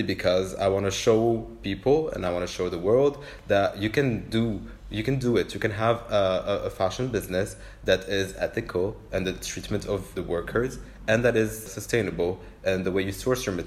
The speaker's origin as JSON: {"language": "English", "town": "Beirut", "region": "Beirut Governorate", "country": "Lebanon", "tie": "born or raised there", "said": "half French and half Lebanese, but I grew up here in Beirut"}